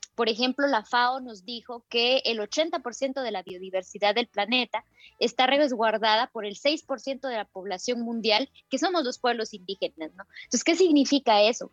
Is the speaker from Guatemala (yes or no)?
yes; Totonicapán, Guatemala; soy maya Quiche de Totonicapán en Guatemala